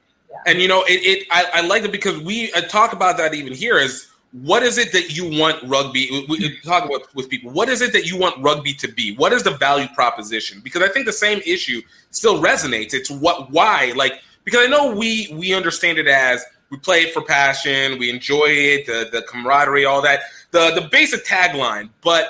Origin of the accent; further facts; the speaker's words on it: Nigeria; as a Nigerian, I understand.